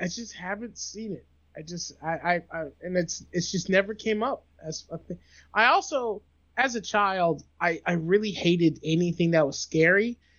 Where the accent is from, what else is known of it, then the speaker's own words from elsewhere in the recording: the American South, United States; I'm also from the American South.